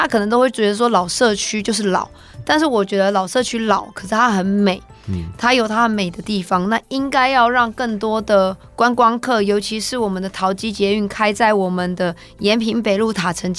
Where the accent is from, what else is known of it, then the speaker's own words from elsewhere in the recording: Taipei, Taiwan; 像我自己在大同区长大